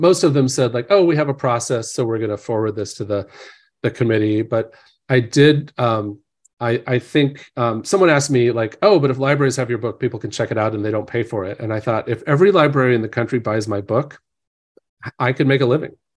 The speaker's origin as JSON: {"language": "English", "town": "Hillsdale", "region": "Illinois", "country": "United States", "tie": "born or raised there", "moved": "as an adult", "lives_now": "Orange County, California, United States", "said": "my hometown had four hundred people, Hillsdale, Illinois"}